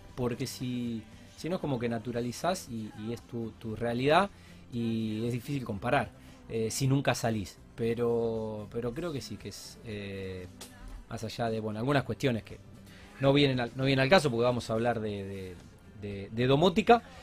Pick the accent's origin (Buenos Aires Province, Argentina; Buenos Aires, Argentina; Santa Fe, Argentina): Santa Fe, Argentina; Alcorta; now in Rosario, Argentina; yo soy de Alcorta y me fui en el 96